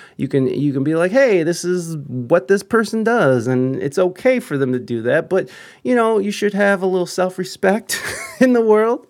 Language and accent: English; United States; as an American here